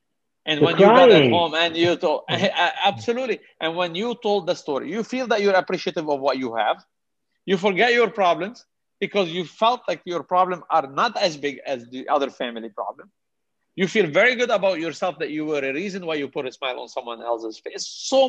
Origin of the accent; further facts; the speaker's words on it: Canada; I'm going to jump in as a Canadian, not only Muslim, as a Canadian